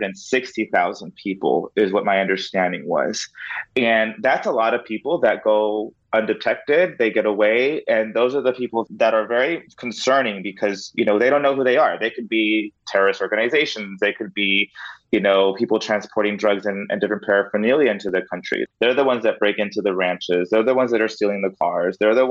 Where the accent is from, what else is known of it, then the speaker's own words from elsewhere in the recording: Del Rio, Texas, United States; I grew up in Del Rio